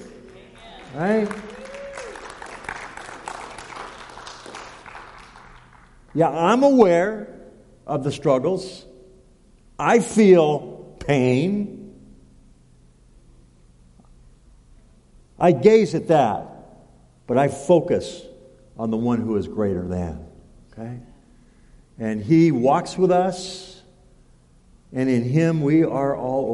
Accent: United States; I was born in the United States

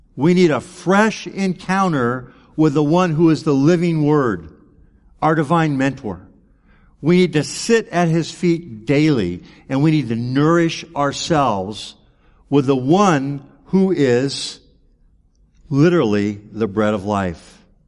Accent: United States; growing up in America

